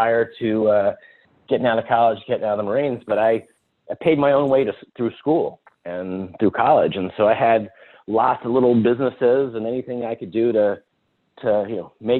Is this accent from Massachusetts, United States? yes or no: no; Atlanta, Georgia, United States; moved away as an adult; now in California, United States; I'm born and raised in Atlanta